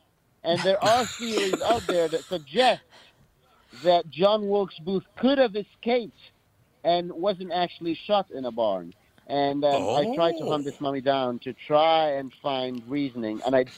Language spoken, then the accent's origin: English; Cairo, Cairo Governorate, Egypt; I grew up in Cairo, Egypt. I grew up right in the heart of the hall, where all the mummies are, and the Great Pyramids is.